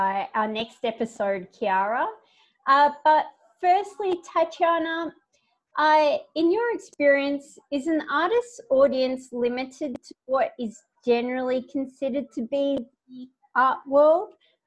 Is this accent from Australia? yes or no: yes; Australia; now in Spain; I am an Australian artist living in Spain